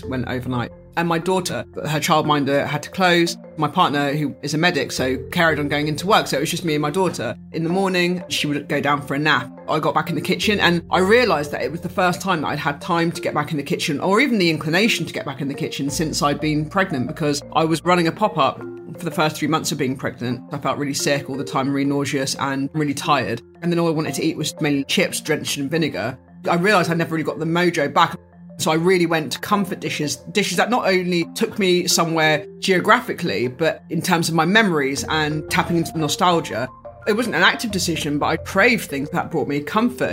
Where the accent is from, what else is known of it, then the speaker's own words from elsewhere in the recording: United Kingdom; I was born in Britain